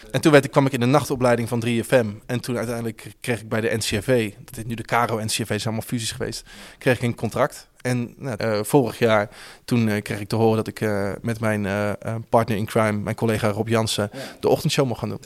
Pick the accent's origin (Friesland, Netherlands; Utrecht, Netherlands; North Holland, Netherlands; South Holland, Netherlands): Utrecht, Netherlands; Houten; Ik kom uit Houten oorspronkelijk, een dorpje onder Utrecht